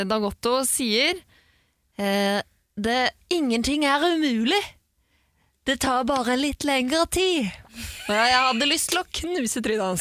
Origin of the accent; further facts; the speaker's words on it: Iraq; Jeg kan si det, for jeg kommer også fra Irak.